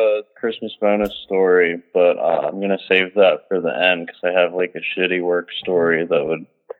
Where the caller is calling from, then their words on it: Philadelphia, Pennsylvania, United States; I'm calling from Philadelphia.